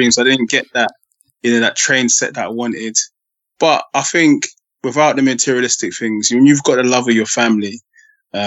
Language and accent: English; London, United Kingdom; I was born in Northwest London. Park Royal, Acton